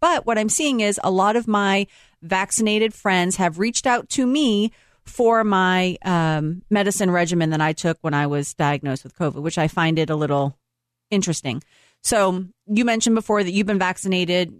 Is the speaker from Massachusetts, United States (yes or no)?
yes; Boston, Massachusetts, United States; moved away; I'm from Boston